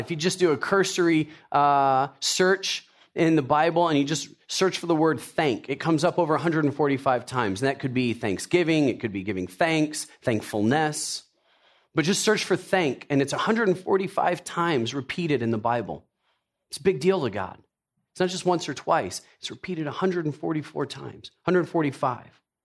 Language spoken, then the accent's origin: English; Tennessee, United States; I grew up in, I was born in Tennessee. Uh, my parents were from the South, so I was a yes, ma'am, yes, sir kind of guy